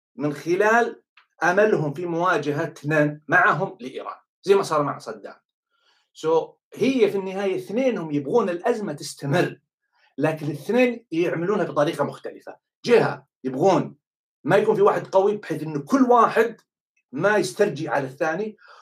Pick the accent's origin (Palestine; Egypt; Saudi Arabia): Saudi Arabia; انا بالنسبه لي كسعودي